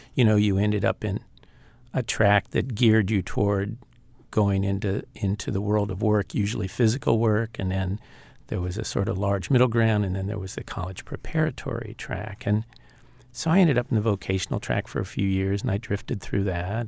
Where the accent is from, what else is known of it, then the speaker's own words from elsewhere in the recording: Los Angeles, California, United States; also born or lived in Altoona, Pennsylvania; we moved to Los Angeles when I was about seven or eight. And before that, we grew up in Altoona, Pennsylvania